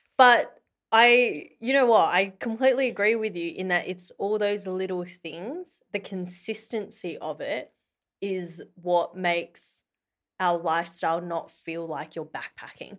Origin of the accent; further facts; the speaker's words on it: Australia; moved away; being an Aussie